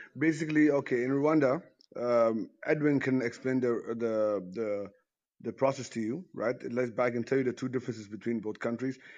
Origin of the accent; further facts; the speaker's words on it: Ghana; I'm Ghanaian also